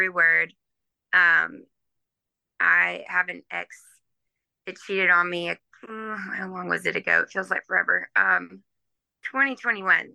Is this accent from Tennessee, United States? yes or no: yes; Nashville, Tennessee, United States; I grew up in Nashville